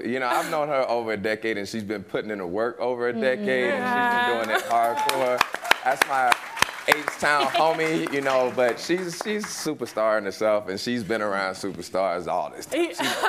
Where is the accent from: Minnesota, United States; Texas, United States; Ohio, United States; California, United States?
Texas, United States; Houston; I'm from Texas. I'm from Houston.